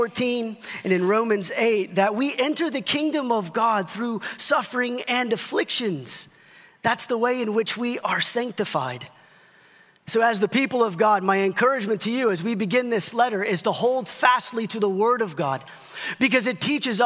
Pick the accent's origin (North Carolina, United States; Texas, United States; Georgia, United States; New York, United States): Texas, United States; Dallas-Fort Worth area; a pastor growing up in the Dallas-Fort Worth area